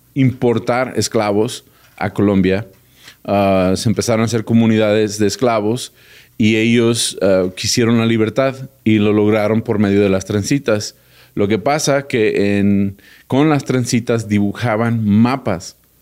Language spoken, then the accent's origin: Spanish; United States; yo vivo en Estados Unidos y nací en Estados Unidos, mi corazón siempre está aquí en México